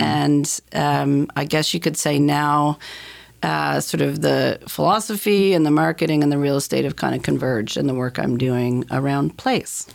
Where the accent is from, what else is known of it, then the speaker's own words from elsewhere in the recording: Dartmouth, Nova Scotia, Canada; also born or lived in Halifax; I grew up in Dartmouth